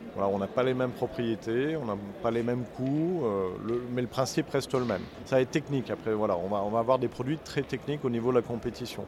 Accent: Saint-Étienne, Auvergne-Rhône-Alpes, France; je suis stéphanois

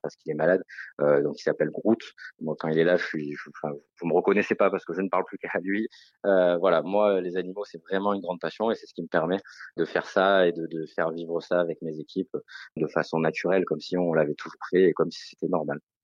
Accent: Marseille, Provence-Alpes-Côte d'Azur, France; je suis marseillais

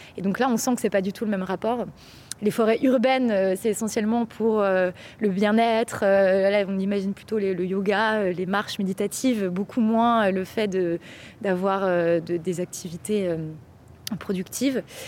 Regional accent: Bourgogne-Franche-Comté, France; je viens de Franche-Comté

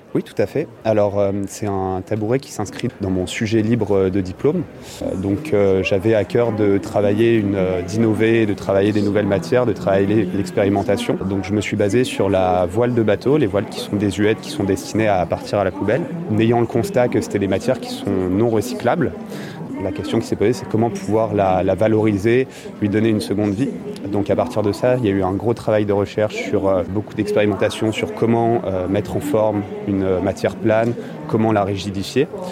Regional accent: Le Havre, Normandy, France; je suis originaire du Havre. J'ai beaucoup été baigné dans le, dans le sport nautique.

